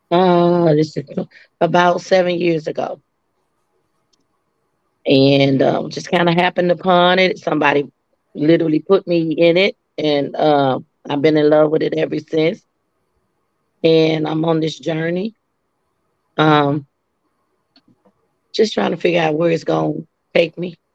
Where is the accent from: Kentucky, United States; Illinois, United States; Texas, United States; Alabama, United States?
Texas, United States; Dallas; moved away as an adult; also born or lived in Atlanta, Georgia / DMV (Washington DC area); I hail from Dallas, Texas, originally. I made Atlanta my second home when I was around 18. And then I been in the DMV for a while too.